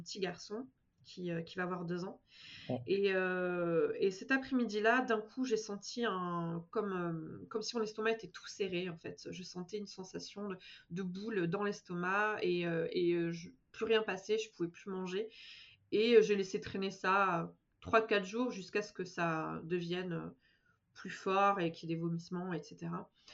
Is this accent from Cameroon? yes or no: no; Bordeaux, Nouvelle-Aquitaine, France; moved away as an adult; also born or lived in Paris; now in Manchester, United Kingdom; je suis originaire de Bordeaux à la base